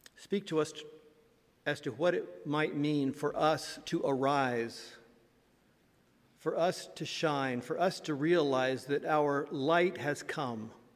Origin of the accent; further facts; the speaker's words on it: Indiana, United States; moved away; my home state of Indiana